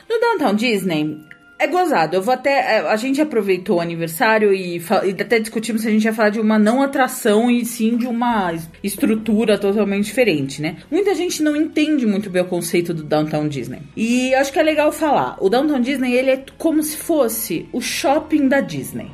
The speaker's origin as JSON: {"language": "Portuguese", "region": "São Paulo", "country": "Brazil", "said": "A gente é de São Paulo"}